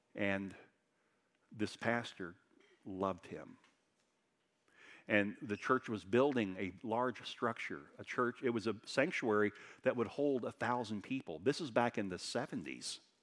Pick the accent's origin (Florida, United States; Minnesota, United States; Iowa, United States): Florida, United States; Daytona Beach; moved away as an adult; I grew up in Daytona Beach